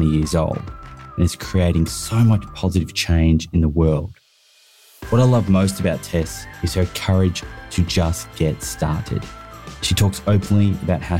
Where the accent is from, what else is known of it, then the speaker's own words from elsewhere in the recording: Sydney, New South Wales, Australia; I am from Bondi in Sydney.